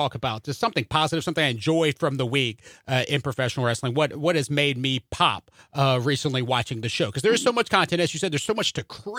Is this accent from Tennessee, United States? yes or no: yes; Memphis, Tennessee, United States; Growing up in Memphis